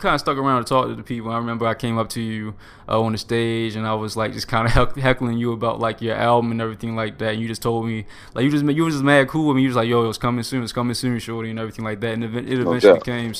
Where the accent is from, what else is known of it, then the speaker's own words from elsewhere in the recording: Baltimore, Maryland, United States; I'm from Baltimore